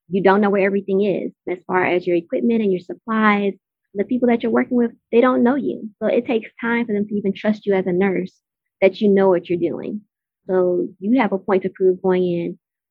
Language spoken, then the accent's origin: English; Natchez, Mississippi, United States; now in Atlanta, United States; I'm from Natchez, Mississippi, and I now live in Atlanta, Georgia